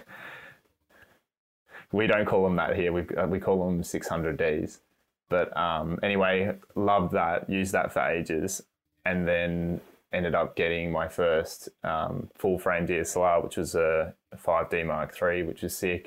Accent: Australia; I'm doing a really shitty Aussie accent, even though I'm an Australian

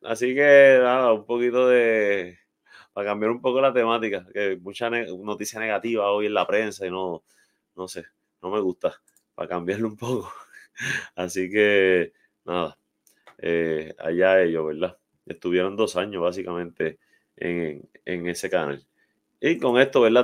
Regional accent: Arecibo, Puerto Rico; para muchos de nosotros que crecimos ahí en Vista Azul, Jardines, ¿verdad? Y áreas adyacentes en Albaja

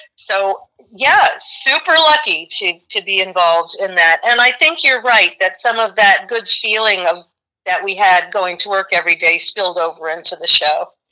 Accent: New York City, New York, United States; growing up in New York City

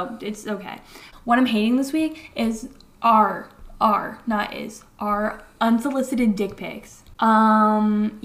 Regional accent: Connecticut, United States; we live in New England. We're from Connecticut

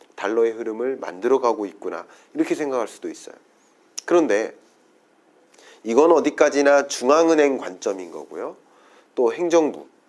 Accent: South Korea; 저도 한국인입니다

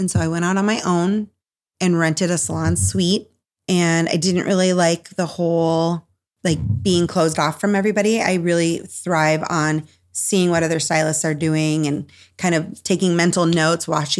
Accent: Minnesota, United States; also born or lived in Cedar Rapids, Iowa; the way I ended up in Cedar Rapids, Iowa, because I'm originally from Northern Minnesota.

